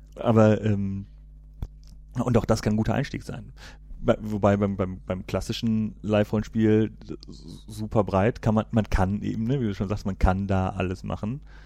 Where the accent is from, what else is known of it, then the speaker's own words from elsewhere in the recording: Cologne, North Rhine-Westphalia, Germany; ich komme ja hier aus Köln